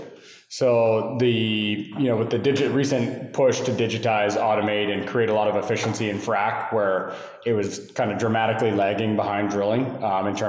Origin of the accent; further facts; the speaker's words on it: Calgary, Alberta, Canada; now in Houston, United States; from Canada, Calgary, Alberta, originally, live in Houston now